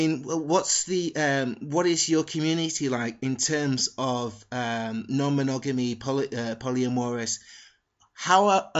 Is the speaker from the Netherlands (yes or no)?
no; London, United Kingdom; born there; Basically, I was born in London, but I spent a lot of period of my life in a working class town.